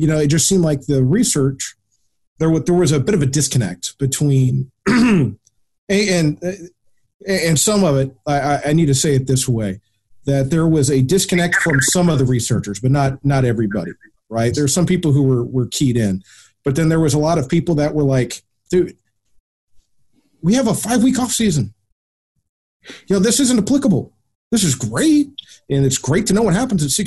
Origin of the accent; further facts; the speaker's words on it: United States; being an American